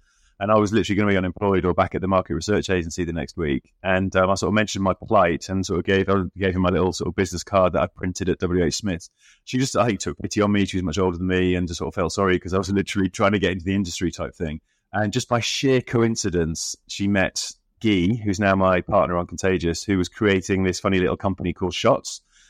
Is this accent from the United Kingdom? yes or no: yes; Middlesbrough, North East England, United Kingdom; growing up in Middlesbrough and expecting to go off on this completely different route and journalism.